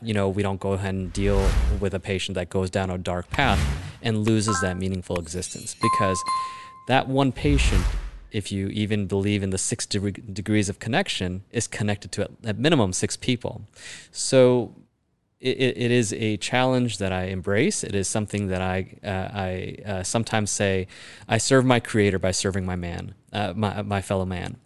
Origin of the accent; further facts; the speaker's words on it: Chicago, Illinois, United States; born and raised in Chicago.